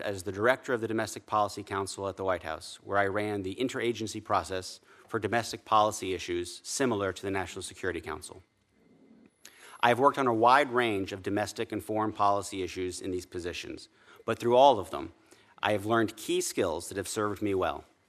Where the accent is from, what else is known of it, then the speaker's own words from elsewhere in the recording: Summit, New Jersey, United States; growing up in Summit